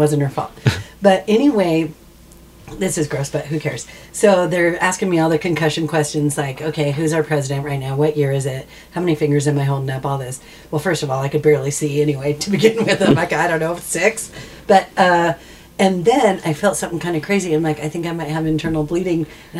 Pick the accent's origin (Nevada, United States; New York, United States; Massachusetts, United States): Nevada, United States; Las Vegas; Than I'm from Vegas.